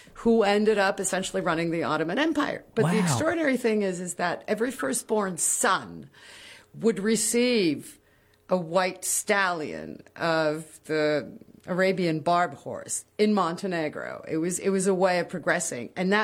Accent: Morocco; also born or lived in Kinshasa, Congo / Colombia; Well, because I grew up in Africa.

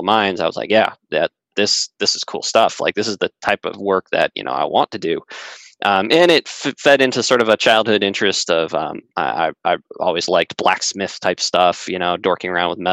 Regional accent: Colorado, United States; I grew up in Colorado

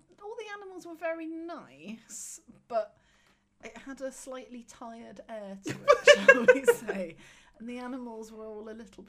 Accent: Leeds, Yorkshire and the Humber, United Kingdom; I grew up in Leeds.

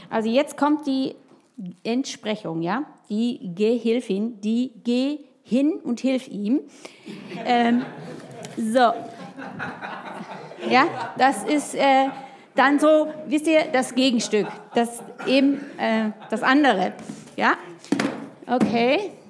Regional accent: Baden-Württemberg, Germany; now in Hessen, Germany; Denn ich bin ja so aufgewachsen im Schwarzwald, bei den hohen Tannen, in der Einsamkeit, so zwischen Bauernhöfen und sonst sowas.

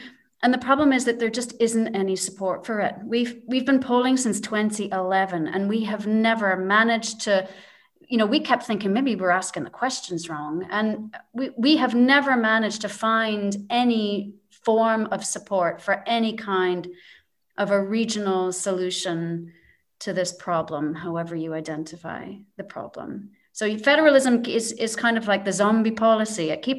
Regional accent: Canada; I mean, the as a Canadian watching all of this

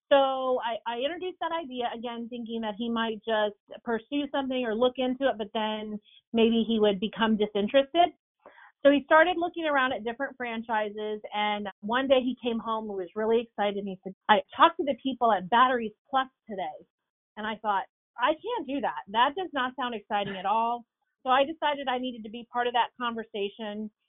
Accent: New Jersey, United States; now in Tennessee, United States; I'm a New Jersey girl currently living in Tennessee.

